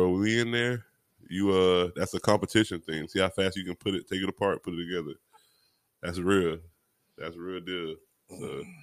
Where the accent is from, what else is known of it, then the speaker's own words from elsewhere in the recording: Miami, Florida, United States; I'm from Miami